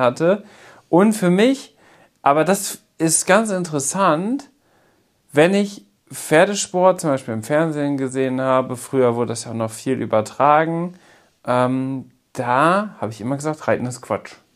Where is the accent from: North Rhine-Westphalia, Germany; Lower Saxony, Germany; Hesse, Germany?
North Rhine-Westphalia, Germany; Münsterland; bei uns im Münsterland